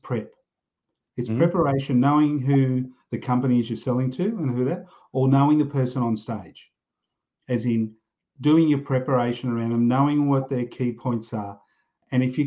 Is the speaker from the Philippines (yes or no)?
no; Australia; I grew up in pubs in Australia.